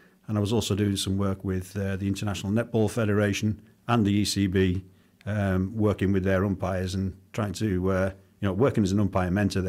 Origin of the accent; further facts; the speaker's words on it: Whitehaven, North West England, United Kingdom; Yeah, I mean, cricket and rugby was all I was about as a kid. You know, not a great deal more to do in Whitehaven, but we had a good cricket club